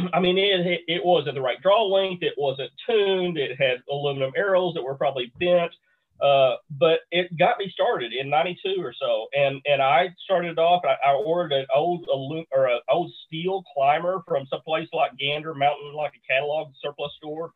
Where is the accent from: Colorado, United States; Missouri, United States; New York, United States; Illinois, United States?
Missouri, United States; Bootheel of; I grew up in the Boot Hill of Missouri